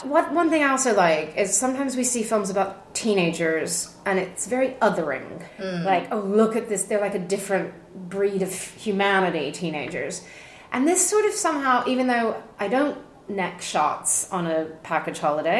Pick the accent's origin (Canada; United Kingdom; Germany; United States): United States; moved away; I grew up in the States